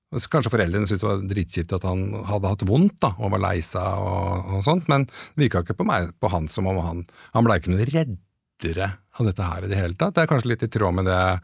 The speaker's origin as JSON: {"language": "Norwegian", "town": "Åsgårdstrand", "region": "Vestfold", "country": "Norway", "tie": "born or raised there", "moved": "yes", "said": "jeg vokste opp i Åsgårdstrand"}